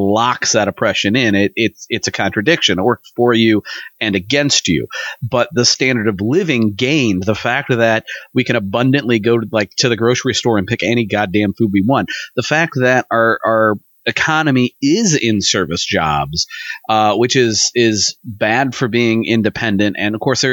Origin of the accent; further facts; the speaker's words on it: United States; we as Americans